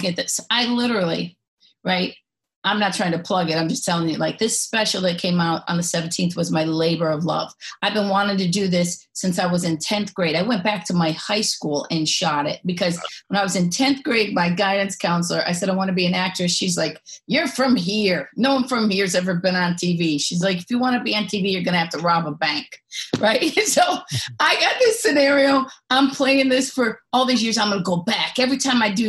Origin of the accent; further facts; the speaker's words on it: a suburb outside of Cleveland, Ohio, United States; I grew up outside of Cleveland, a little suburb outside of Cleveland